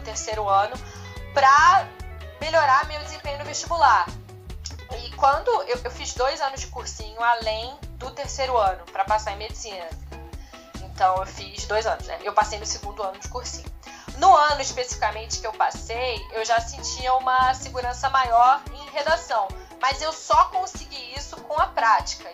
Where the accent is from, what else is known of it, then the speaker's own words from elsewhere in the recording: Rio de Janeiro, Brazil; eu sou do Rio de Janeiro mesmo, eu nasci no Rio de Janeiro, cresci no Rio